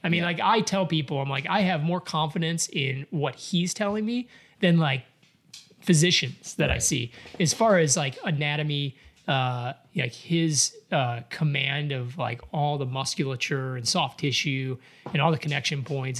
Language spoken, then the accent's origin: English; Chicago, Illinois, United States; moved away; I'm from Chicago, man. Yeah, I grew up around that.